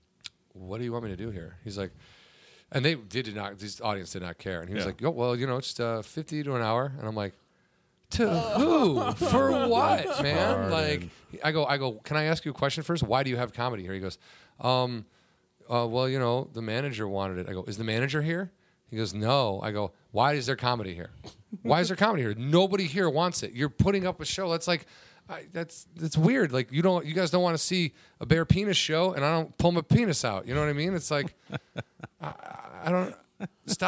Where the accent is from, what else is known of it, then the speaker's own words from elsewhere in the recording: Chicago, Illinois, United States; I'm from Chicago, so I like the Bulls.